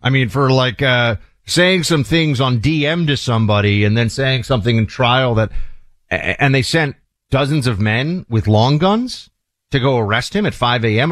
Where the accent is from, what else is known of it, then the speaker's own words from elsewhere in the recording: New York, United States; my home state, in New York state